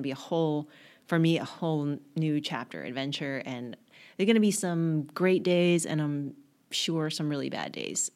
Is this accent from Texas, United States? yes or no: yes; Garland, Texas, United States; moved away as an adult; now in New York, United States; I grew up in a little town called Garland outside of Dallas